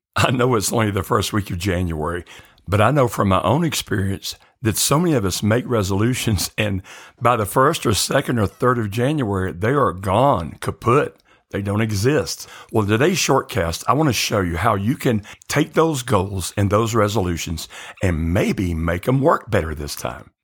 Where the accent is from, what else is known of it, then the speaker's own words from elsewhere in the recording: the South, United States; growing up in the South